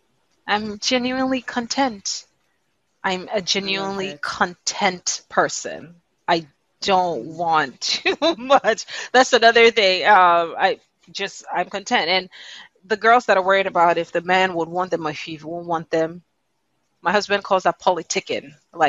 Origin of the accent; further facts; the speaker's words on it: Nigeria; People identify that I'm Nigerian African through my name, my accent when I share it, but primarily through music.